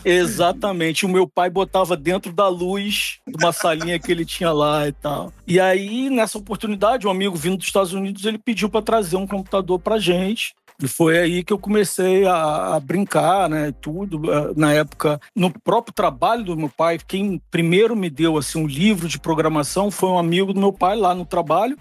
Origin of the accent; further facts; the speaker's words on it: Rio de Janeiro, Brazil; moved away; also born or lived in Belém, Pará; sou, sou nascido no Rio, é, sou, sou nascido no Rio, mas paraense de coração. Vivi lá uns bom tempo